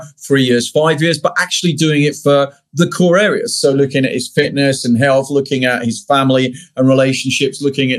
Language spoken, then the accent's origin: English; United Kingdom; I'm British